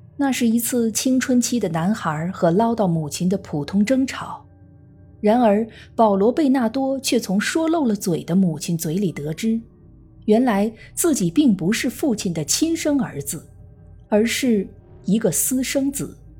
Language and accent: Chinese; China; 我们中国人